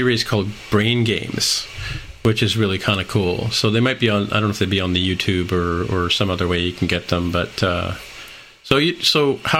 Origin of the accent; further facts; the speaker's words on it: St. Catharines, Ontario, Canada; I grew up in St. Catharines, Ontario.